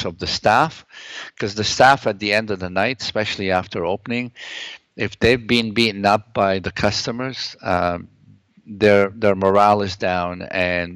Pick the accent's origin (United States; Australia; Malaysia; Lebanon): Lebanon; now in Toronto, Canada; I come from the Middle East. I come from Lebanon